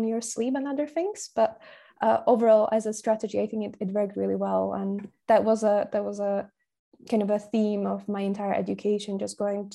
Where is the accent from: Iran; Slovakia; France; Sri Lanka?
Slovakia; first language Slovak; English is a second language; moved away as an adult; also born or lived in Glasgow, United Kingdom; I'm from Slovakia. My mother tongue is spoken by around 6 million people